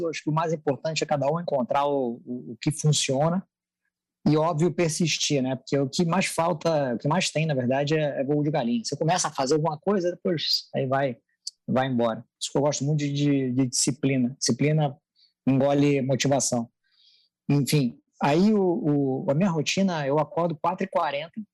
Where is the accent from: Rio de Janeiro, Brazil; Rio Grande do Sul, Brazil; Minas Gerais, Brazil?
Rio de Janeiro, Brazil; accent: carioca; moved away as an adult; now in São Paulo, Brazil; sou do, do, Rio de Janeiro, né? Deve ter dado para perceber por algumas palavras, algumas são impossíveis de você esconder o sotaque